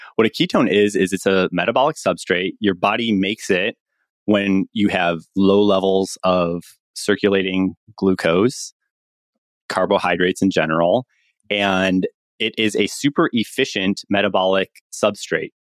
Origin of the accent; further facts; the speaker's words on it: Chicago, Illinois, United States; moved away as an adult; also born or lived in Stanford, California; I'm from Chicago, went to public school in, in Chicago